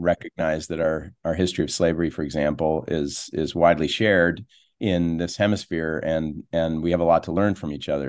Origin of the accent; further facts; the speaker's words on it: East Coast, United States; moved away as an adult; now in Utah, United States; I grew up back east